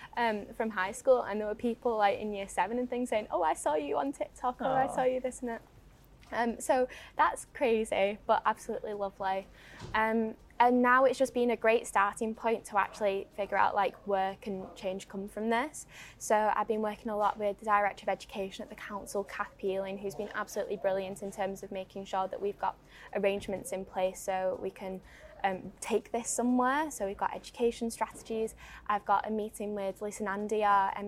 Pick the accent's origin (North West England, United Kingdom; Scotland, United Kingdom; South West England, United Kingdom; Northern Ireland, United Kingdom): North West England, United Kingdom; the Northwest; accent: Northwest; about my accent being a woman from the Northwest